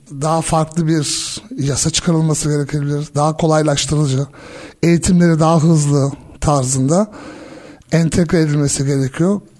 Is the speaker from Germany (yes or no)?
yes; Germany; also born or lived in Switzerland; ki ben Almanya'da doğdum, büyüdüm, İsviçre'de yaşadım, birçok farklı ülkede gittim.